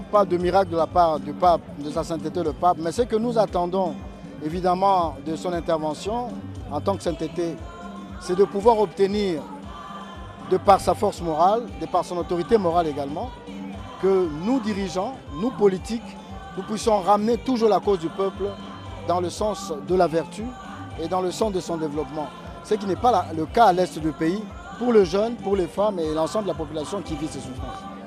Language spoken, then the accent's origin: French; DR Congo; chez nous au Congo